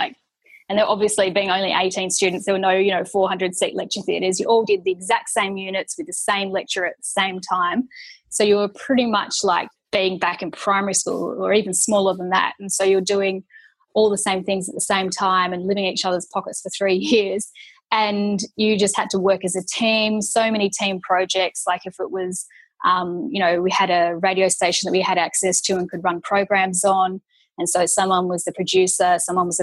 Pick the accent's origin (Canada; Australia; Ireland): Australia; Perth, Western Australia; moved away as an adult; now in Melbourne, Australia; I grew up in Perth